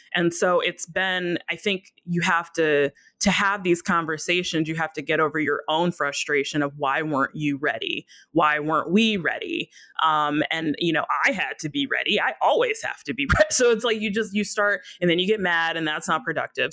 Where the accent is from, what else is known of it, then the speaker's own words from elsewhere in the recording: Minneapolis, Minnesota, United States; my hometown of Minneapolis